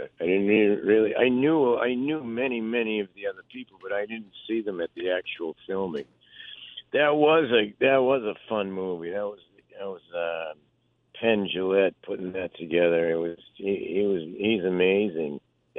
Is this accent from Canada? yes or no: no; Philippines; also born or lived in Japan; I was born in Japan. I was raised in the Philippines.